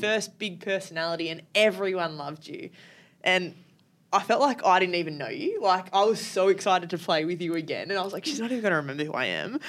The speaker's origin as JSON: {"language": "English", "town": "Sydney", "region": "New South Wales", "country": "Australia", "said": "being from Sydney"}